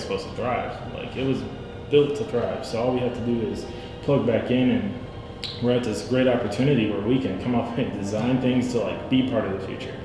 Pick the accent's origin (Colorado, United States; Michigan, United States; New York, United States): Michigan, United States; Pontiac; it's Pontiac because I was born here